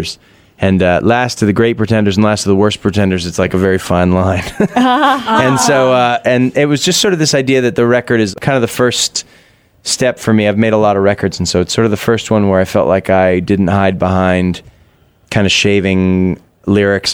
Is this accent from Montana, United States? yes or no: no; Massachusetts, United States; now in San Francisco, United States; Growing up in Massachusetts